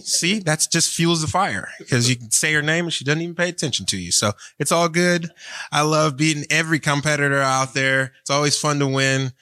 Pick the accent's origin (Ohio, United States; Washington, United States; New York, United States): Ohio, United States; Cleveland; now in Florida, United States; I've actually lived in Florida longer than I was born and raised in Cleveland